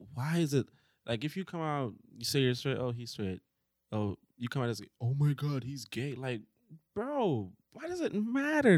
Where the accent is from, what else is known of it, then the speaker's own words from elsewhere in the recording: Jamaica; moved away; I had to have a dictionary in my book bag growing up in Jamaica